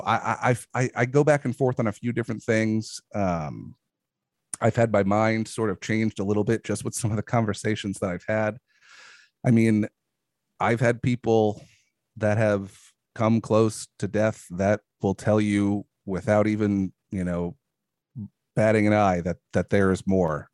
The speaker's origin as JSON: {"language": "English", "region": "New York", "country": "United States", "also_born_or_lived": "Brooklyn", "moved": "yes", "said": "I'm originally from New York. I lived in Brooklyn for a while"}